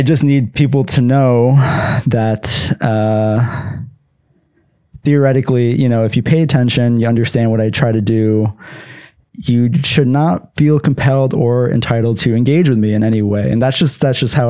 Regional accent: Pennsylvania, United States; I'm from Pennsylvania

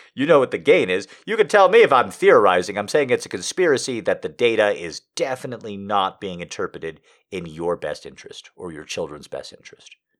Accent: United States; being an American

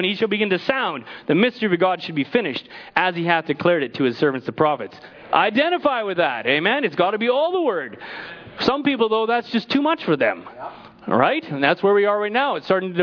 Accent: Canada; I'm Canadian

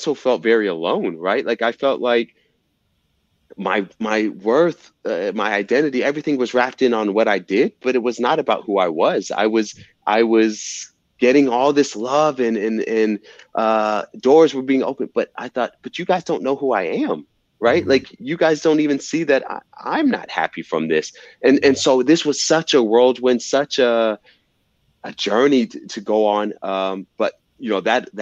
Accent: Fayetteville, Georgia, United States; I'm from Fayetteville, Georgia, you know, a city.

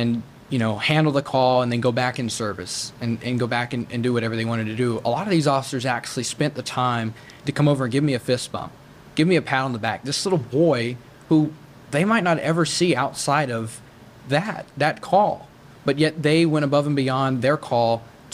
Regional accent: United States; As an American

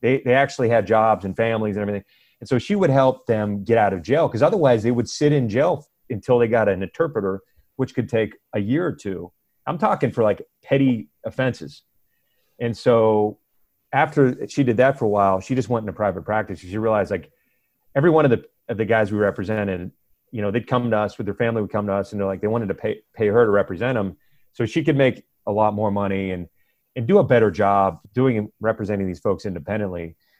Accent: near Pittsburgh, Pennsylvania, United States; also born or lived in Puerto Rico; now in Miami, United States; I grew up near Pittsburgh and like you're a Yankee to them.

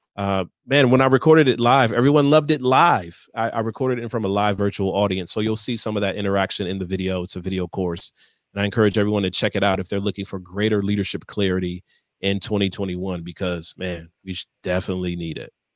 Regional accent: Michigan, United States; moved away; born and raised in Michigan on the eastern side of the state

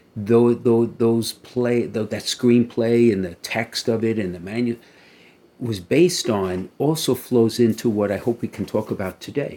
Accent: New York City, New York, United States; growing up in Brooklyn

